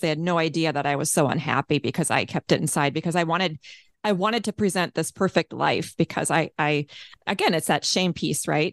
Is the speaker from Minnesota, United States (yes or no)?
yes; Minneapolis, Minnesota, United States; also born or lived in Saint Paul, Minnesota; my hometown, Minneapolis, Minnesota